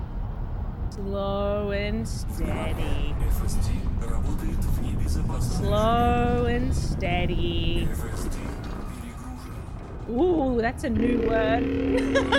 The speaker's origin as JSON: {"language": "English", "country": "Australia", "said": "I'm Australian"}